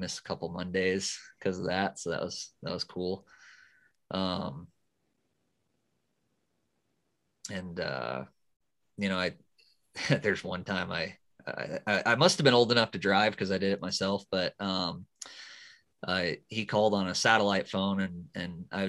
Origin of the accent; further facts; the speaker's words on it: Wyoming, United States; also born or lived in Georgia; growing up out here